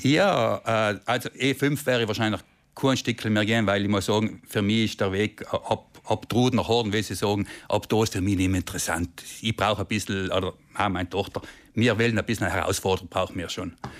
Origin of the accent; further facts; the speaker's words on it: South Tyrol, Trentino-Alto Adige, Italy; mir als Südtiroler